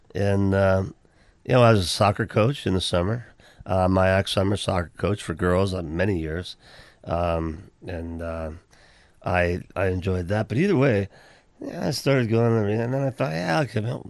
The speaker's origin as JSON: {"language": "English", "region": "Pennsylvania", "country": "United States", "tie": "born or raised there", "moved": "yes"}